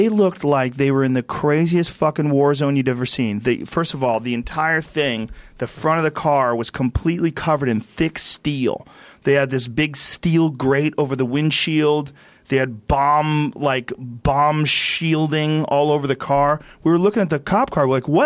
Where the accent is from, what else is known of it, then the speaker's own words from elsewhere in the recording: New Jersey, United States; now in California, United States; I was born in New Jersey.